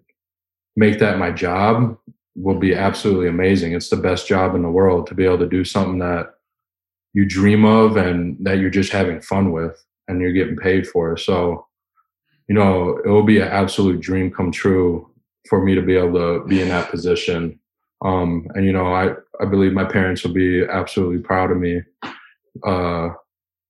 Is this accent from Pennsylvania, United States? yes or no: no; Wisconsin, United States; growing up in Wisconsin